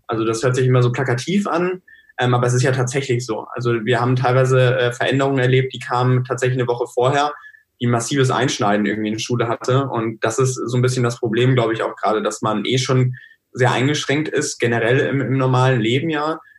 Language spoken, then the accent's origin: German; North Rhine-Westphalia, Germany; ich komme jetzt aus NRW